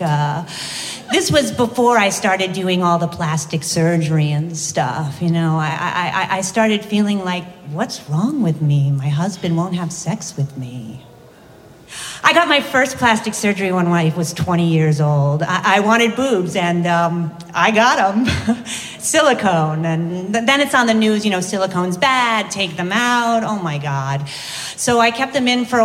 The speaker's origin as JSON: {"language": "English", "region": "East Coast", "country": "United States", "tie": "born or raised there", "also_born_or_lived": "Las Vegas", "moved": "as an adult", "said": "I was raised Catholic from the East Coast"}